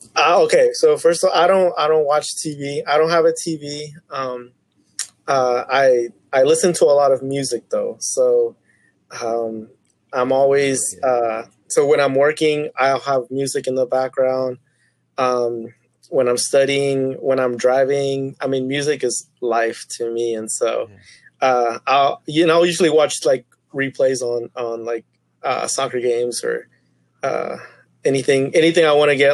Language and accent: English; Tulsa, Oklahoma, United States; also born or lived in Chiapas, Mexico; I grew up in Tulsa, Oklahoma all my life